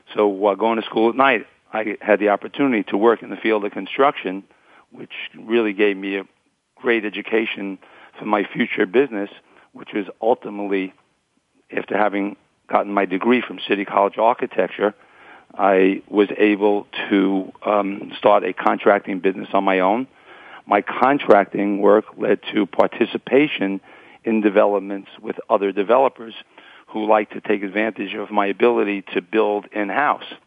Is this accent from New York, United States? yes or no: yes; New York City, New York, United States; also born or lived in Queens, New York; being born here in Brooklyn, New York, um, where I grew up with my parents and three siblings